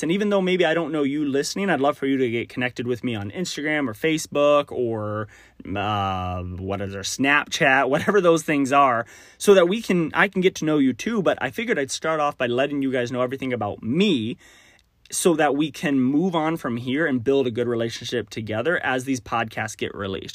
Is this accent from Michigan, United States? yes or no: no; Texas, United States; accent: Southern; now in Minnesota/Wisconsin area, United States; I grew up in Texas